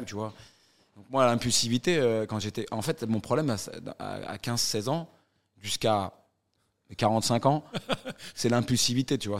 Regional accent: northern suburbs of Paris, Île-de-France, France; Quand tu viens d'où je viens, donc ouais. Euh, banlieue nord de Paris

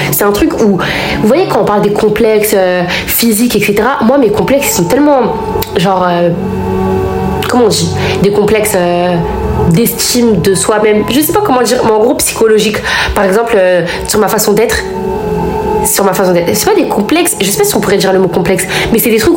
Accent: France; certes, la France c'est notre pays, j'ai grandi ici. Ma mère, elle est née en France, moi je suis née en France. Euh, voilà, j'ai grandi ici.

